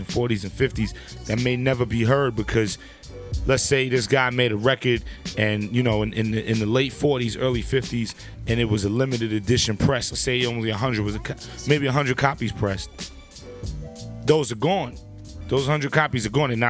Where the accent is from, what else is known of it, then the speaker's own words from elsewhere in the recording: New York City, New York, United States; I'm from Brooklyn